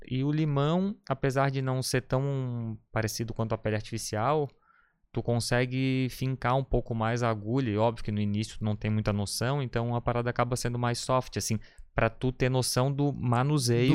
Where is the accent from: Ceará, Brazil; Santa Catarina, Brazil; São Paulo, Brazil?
Santa Catarina, Brazil; Florianópolis; eu sou daqui de, de Floripa, nascido e criado na Trinda